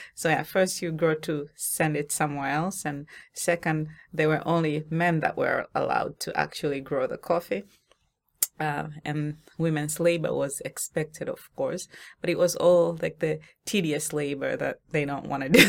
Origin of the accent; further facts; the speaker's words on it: Tanzania; moved away; I'm from Tanzania originally, right? And from the region where we grow coffee.